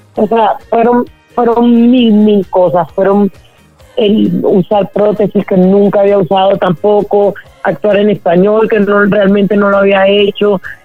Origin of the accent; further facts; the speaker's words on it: Colombia; yo crecí en Colombia en esa época